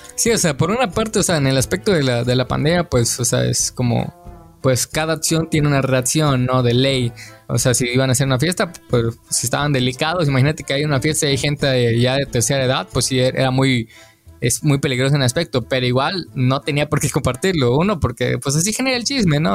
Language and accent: Spanish; Mexico; nosotros como mexicanos